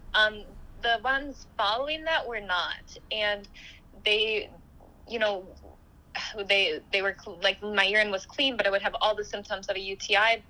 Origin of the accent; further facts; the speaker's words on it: United States; my family, we've grown up in the U.S. for uh, years